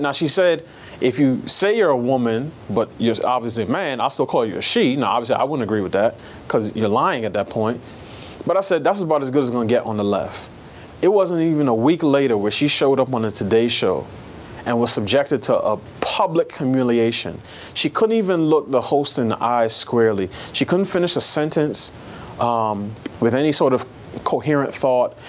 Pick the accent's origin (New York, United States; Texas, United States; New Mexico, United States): New York, United States; New York City; I grew up in New York City in a, in a neighborhood that was almost exclusively black